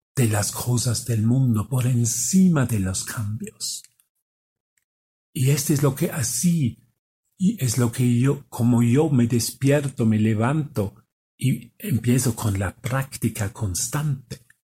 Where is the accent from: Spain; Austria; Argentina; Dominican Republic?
Austria; moved away; Yo soy de Austria. Y vengo aquí, vengo aquí a México